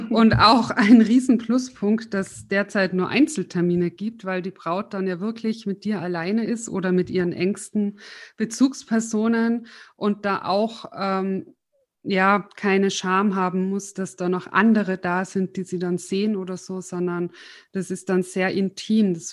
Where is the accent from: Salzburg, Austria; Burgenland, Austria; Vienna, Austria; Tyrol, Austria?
Tyrol, Austria; now in Munich, Germany; weil ich bin ja aus Tirol nach München gezogen